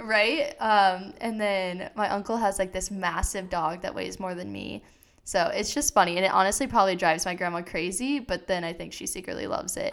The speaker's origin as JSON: {"language": "English", "region": "Iowa", "country": "United States", "moved": "yes", "said": "I'm originally from Iowa"}